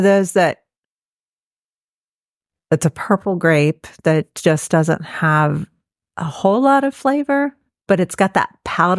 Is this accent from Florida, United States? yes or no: yes; Florida, United States; When I was a teenager, I grew up in Florida